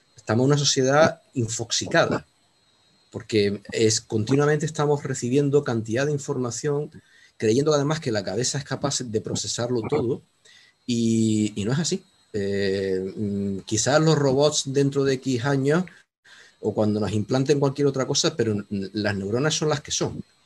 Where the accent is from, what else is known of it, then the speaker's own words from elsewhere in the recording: Canary Islands, Spain; now in Córdoba, Spain; mi ubicación exacta de momento es Córdoba, pero soy canario.